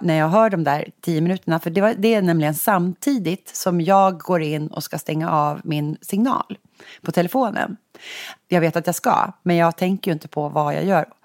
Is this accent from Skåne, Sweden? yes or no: no; Sigtuna, Stockholm County, Sweden; now in Stockholm, Sweden; Sigtuna, vi är barndomskompisar